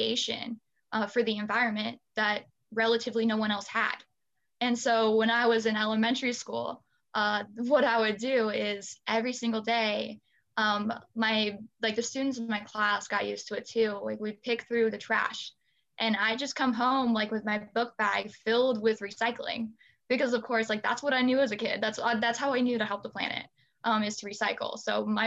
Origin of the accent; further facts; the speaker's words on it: Bellevue, Nebraska, United States; I'm from Bellevue, Nebraska, and so it's a little bit south of Omaha. So I grew up in a suburb